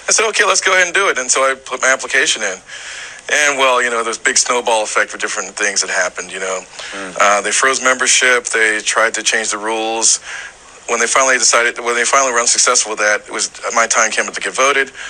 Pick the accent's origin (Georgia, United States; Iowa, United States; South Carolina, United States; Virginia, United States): South Carolina, United States; Charleston; moved away as an adult; also born or lived in Jacksonville, Florida; I'm from Charleston, but I was still serving in military service